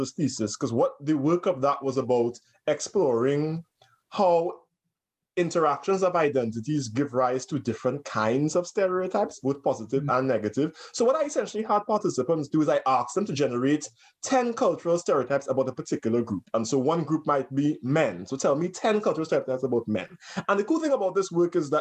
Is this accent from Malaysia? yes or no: no; Trinidad & Tobago; now in United States; when I was growing up in Trinidad